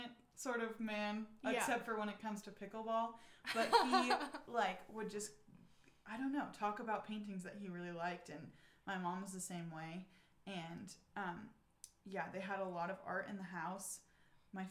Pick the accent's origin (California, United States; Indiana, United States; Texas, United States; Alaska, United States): Alaska, United States; Eagle River; also born or lived in Portland, Oregon; now in Fairbanks, United States; I grew up in Eagle River basically my whole life